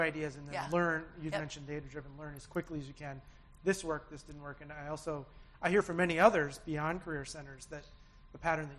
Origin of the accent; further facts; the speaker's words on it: Minneapolis, Minnesota, United States; I'm from Minneapolis.